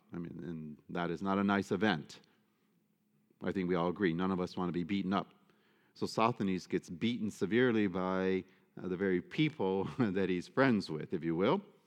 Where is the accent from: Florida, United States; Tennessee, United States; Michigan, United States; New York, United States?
Michigan, United States; Detroit; I should never have been growing up in Detroit